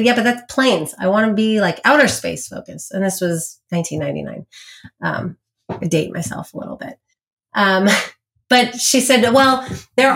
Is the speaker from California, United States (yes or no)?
yes; San Diego, California, United States; moved away as an adult; now in Los Angeles, United States; I grew up in San Diego